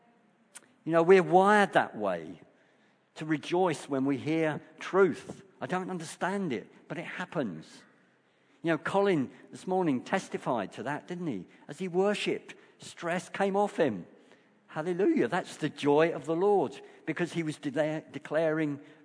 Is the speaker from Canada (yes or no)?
no; United Kingdom; as British people, we are very reserved